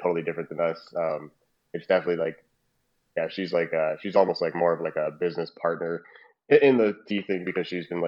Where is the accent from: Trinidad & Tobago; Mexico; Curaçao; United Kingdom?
Trinidad & Tobago; now in Calgary, Canada; we're both Trinidadian.